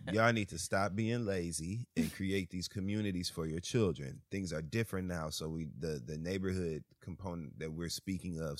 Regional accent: Michigan, United States; I grew up in Michigan

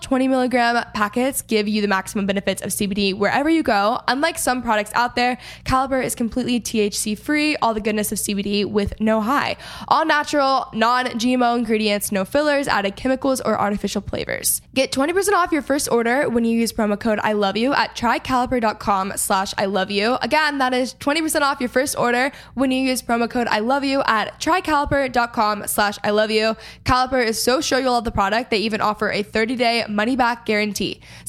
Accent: Texas, United States; I'm also from Texas

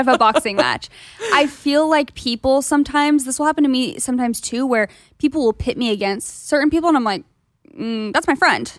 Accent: Gilbert, Arizona, United States; moved away; I'm from Gilbert, Arizona, which is similar vibes-ish

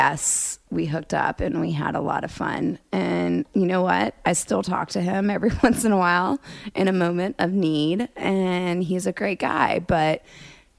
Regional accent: Dallas, Texas, United States; I'm from Dallas.

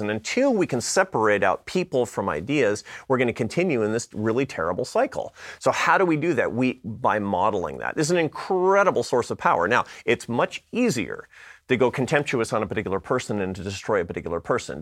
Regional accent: Seattle, Washington, United States; moved away; I come from Seattle, Washington

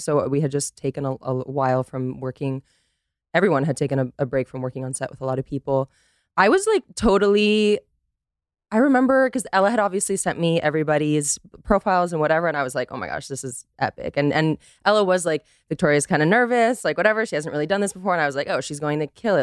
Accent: Costa Rica; born and raised in Costa Rica, American father, Dutch mother

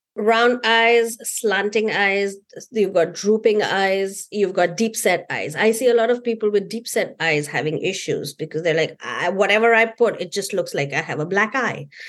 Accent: India; being Indian

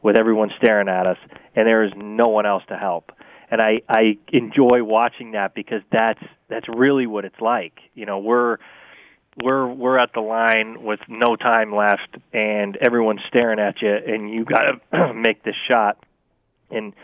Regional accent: Vermont, United States; I grew up in Vermont with winter, too

